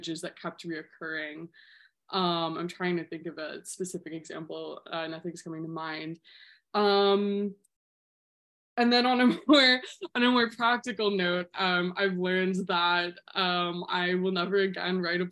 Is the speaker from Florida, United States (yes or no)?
yes; Tallahassee, Florida, United States; moved away as an adult; also born or lived in West Palm Beach / Gainesville; now in New York, United States; I was born in West Palm Beach, but I grew up in Tallahassee